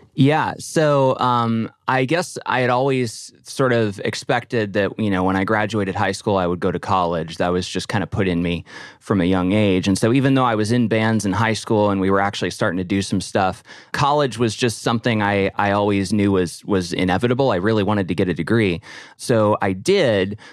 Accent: Nashville, Tennessee, United States; now in Pittsburgh, United States; I grew up in Nashville on a street called Sunset Place

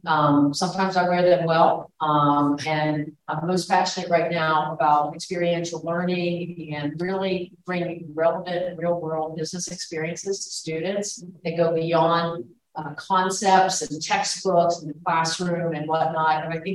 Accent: Appalachia, Ohio, United States; moved away as an adult; My history is I am from Ohio, a small coal mining town in Appalachia.

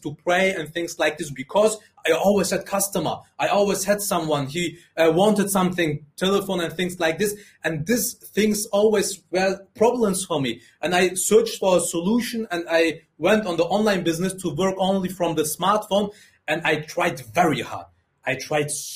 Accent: Germany; English is a second language; also born or lived in Afghanistan

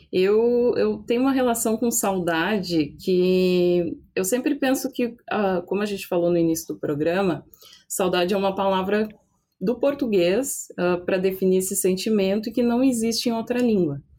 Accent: Brazil; é uma coisa que eu acho que a gente como brasileiro entende, assim, que é esse, bem que tu disse, esse calorzinho, essa coisa de se sentir abraçada

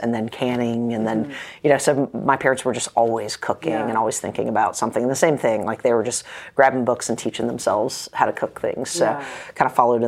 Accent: Kernersville, North Carolina, United States; also born or lived in Greensboro, North Carolina / Raleigh, North Carolina; I'm from Kernersville, which is about 90 miles west of Raleigh, and I was born in Greensboro. Kernersville is like right in between Winston-Salem and Greensboro, mm-hmm. So... grew up there

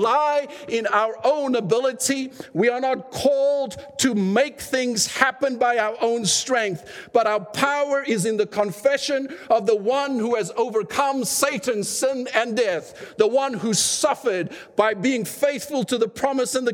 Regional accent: South Africa; now in Canada; at times when it's convenient for me to say I'm South African, I will, and then when it's convenient, I'll say I'm Canadian, you know. But I'm more Canadian than I sometimes confess

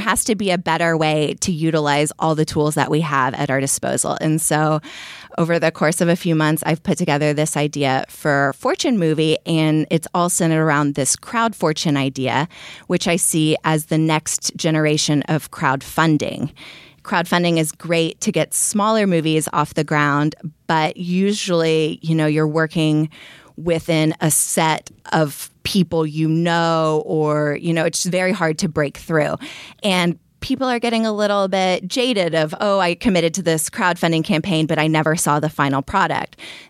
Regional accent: Austin, Texas, United States; moved away as an adult; also born or lived in New York / Berlin; now in Los Angeles, United States; I'm originally from Austin, Texas. I moved to New York where I lived for 4 years and then I went to Berlin and then from Berlin I came to LA.

